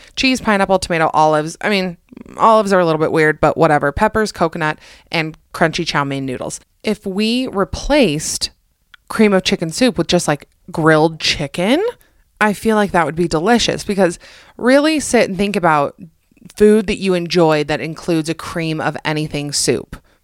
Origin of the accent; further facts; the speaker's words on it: Utah, United States; also born or lived in Atlanta, Georgia; I'm mostly from Utah. My slang is mostly from Utah